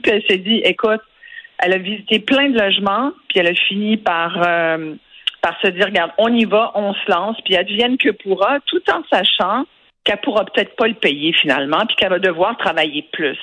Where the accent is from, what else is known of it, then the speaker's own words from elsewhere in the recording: Quebec, Canada; chez nous au Canada et au Québec